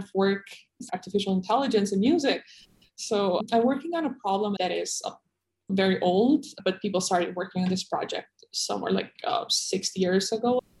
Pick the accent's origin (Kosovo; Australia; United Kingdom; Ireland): Kosovo; moved away as an adult; also born or lived in Taiwan; I was born in Kosovo, which is in the Balkans in Europe